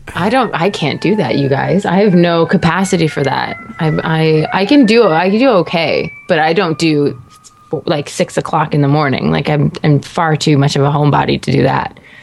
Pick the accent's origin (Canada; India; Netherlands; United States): Canada; being like a Canadian